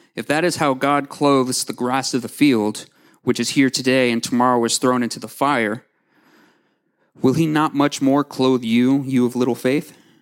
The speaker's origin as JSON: {"language": "English", "town": "Owasso", "region": "Oklahoma", "country": "United States", "tie": "born or raised there", "also_born_or_lived": "Tulsa, Oklahoma", "said": "I was born in Tulsa, and I've lived in Owasso for as long as I can remember"}